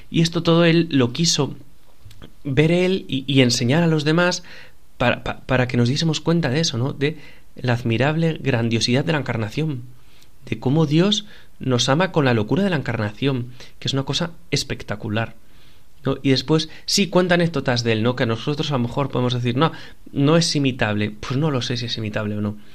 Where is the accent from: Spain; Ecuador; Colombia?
Spain; Avilés, Asturias; Yo puedo estar en la iglesia allí de mi pueblo, en la que tanto he vivido, ¿no? La iglesia de los franciscanos de Avilés